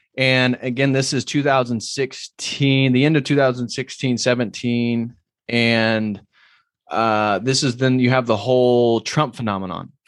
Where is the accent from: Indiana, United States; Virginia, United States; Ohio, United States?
Indiana, United States; moved away as an adult; also born or lived in Berkeley, California; this kid from Midwest Indiana